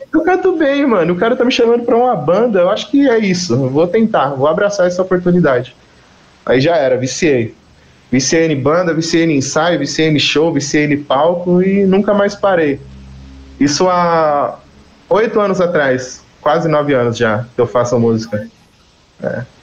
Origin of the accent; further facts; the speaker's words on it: Carapicuíba, São Paulo, Brazil; moved away; also born or lived in Osasco; Eu sou de Carapicuíba